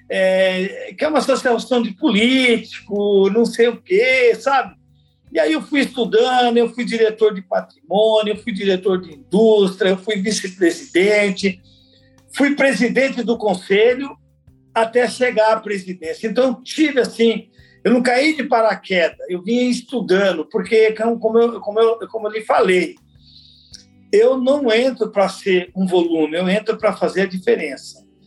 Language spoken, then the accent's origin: Portuguese; São Paulo, Brazil; also born or lived in Alagoas; Eu, eu nasci em Alagoas, mas vim para São Paulo muito novo. Eu vim com dois anos de idade, então praticamente eu fui criado em São Paulo